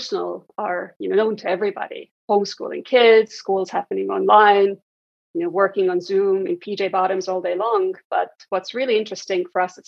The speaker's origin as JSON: {"language": "English", "country": "Estonia", "tie": "born or raised there", "moved": "yes", "said": "Originally, I'm from Estonia, and I was fortunate as a kid to grow up at a time when a really transformative change was happening in Estonia"}